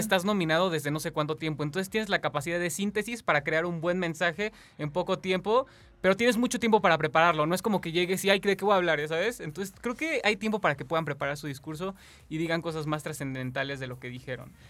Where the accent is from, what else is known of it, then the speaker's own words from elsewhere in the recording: Mexico; nosotros como mexicanos